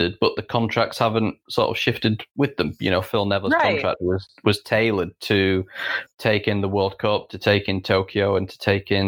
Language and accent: English; Yorkshire and the Humber, United Kingdom; We're both from Yorkshire. We're both from the north of England.